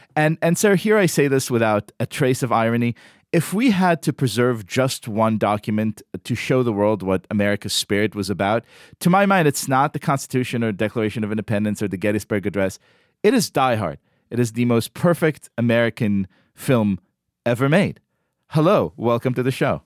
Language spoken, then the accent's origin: English; Israel; moved away; I grew up in Israel, going to one really kind of rinky cinema in Tel Aviv